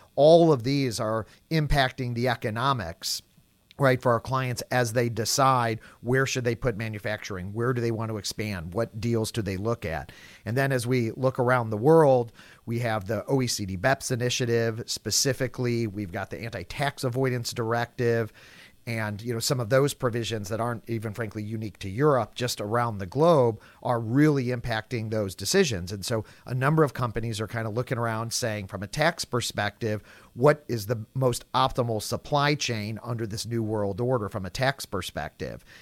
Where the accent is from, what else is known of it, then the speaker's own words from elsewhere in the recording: St. Louis, Missouri, United States; Saint Louis, my hometown